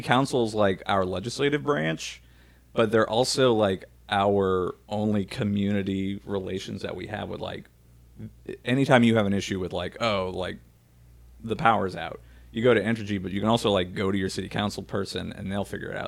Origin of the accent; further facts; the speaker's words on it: New Orleans, Louisiana, United States; we loved growing up in New Orleans